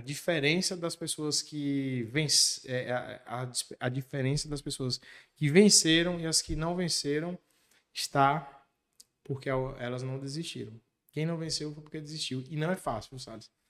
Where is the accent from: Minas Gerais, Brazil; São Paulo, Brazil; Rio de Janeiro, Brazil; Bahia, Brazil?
Bahia, Brazil; Macaúbas; moved away as an adult; also born or lived in Ibitiara; now in Barreiras, Brazil; eu nasci no município de Ibitiara. Com nove anos de idade, meus pais se mudaram para Macaúbas. Eu costumo dizer que eu fui naturalizado macaubense